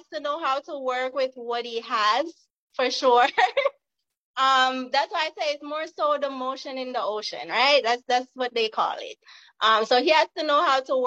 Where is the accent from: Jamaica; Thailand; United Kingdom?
Jamaica; now in California, United States; I am from Jamaica originally, now living in California.